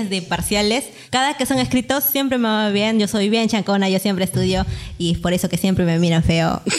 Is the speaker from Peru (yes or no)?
yes; Peru; como buena peruana soy bien puntual.